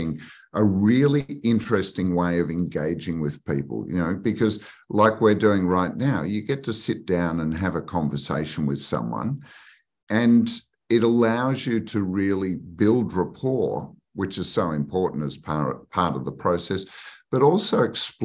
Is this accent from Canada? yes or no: no; Australia; I was based in Sydney. I grew up in Australia.